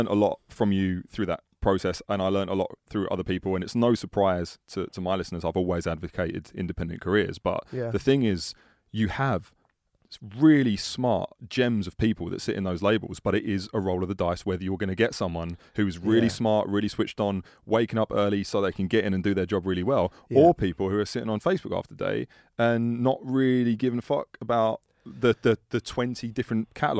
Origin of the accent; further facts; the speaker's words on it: United Kingdom; We are British, though.